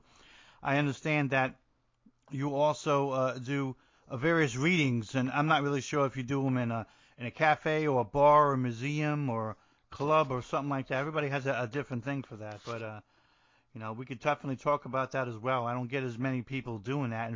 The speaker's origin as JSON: {"language": "English", "region": "New Jersey", "country": "United States", "moved": "yes", "lives_now": "Georgia, United States", "said": "New Jersey, which is my home state."}